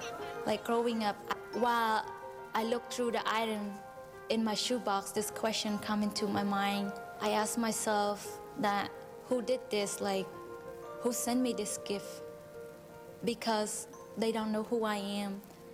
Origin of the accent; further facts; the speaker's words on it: Cambodia; English is a second language; I am from Cambodia. I was born and raised on a boat in a floating village. My family was very poor because both of my parents, they uneducated.